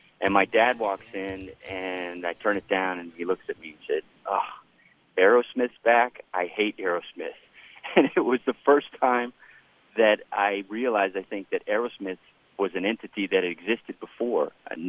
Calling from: Miami, Florida, United States; I'm from Miami.

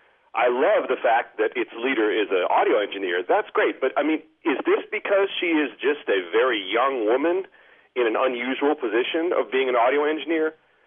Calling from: Ben Lomond, California, United States; I'm calling from Ben Lomond, California.

